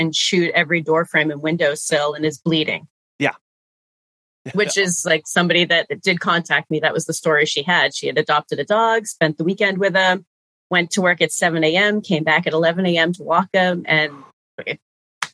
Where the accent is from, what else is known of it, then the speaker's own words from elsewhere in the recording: New England, United States; I grew up in New England